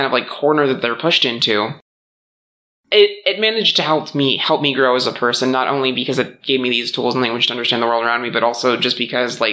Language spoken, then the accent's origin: English; Midwest, United States; growing up in the Midwest